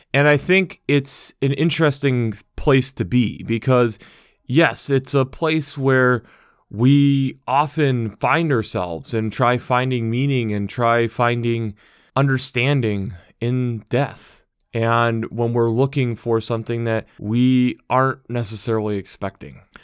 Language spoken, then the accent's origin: English; United States; as an American